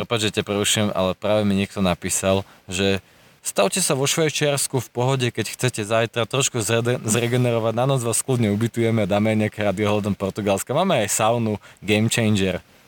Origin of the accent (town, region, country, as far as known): Slovakia